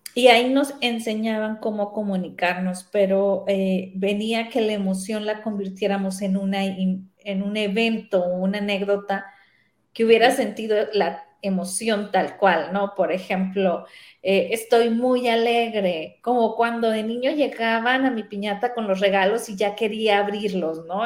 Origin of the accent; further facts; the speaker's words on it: Sinaloa, Mexico; moved away as an adult; also born or lived in Guadalajara; yo soy de Sinaloa